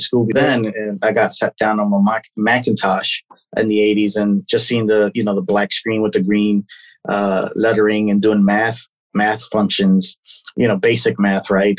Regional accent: Philadelphia, Pennsylvania, United States; now in Florida, United States; I'm originally, I was raised in Philadelphia. So I'm a Philly boy at heart.

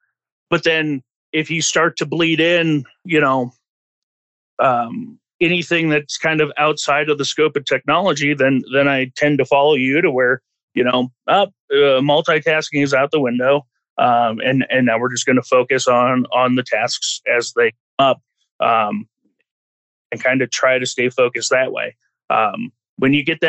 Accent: California, United States; moved away; I'm from California originally

